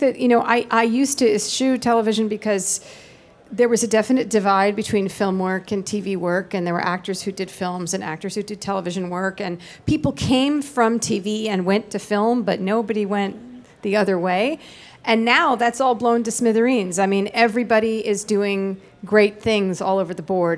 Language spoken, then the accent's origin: English; Tenafly, New Jersey, United States; also born or lived in Manhattan, New York; We grew up in Tenafly, New Jersey